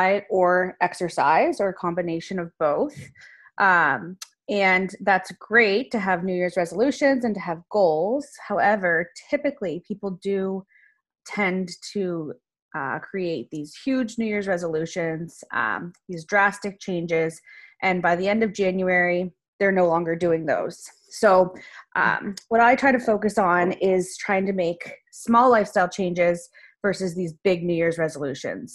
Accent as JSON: {"language": "English", "region": "Nova Scotia", "country": "Canada", "said": "I'm a dietitian from Nova Scotia"}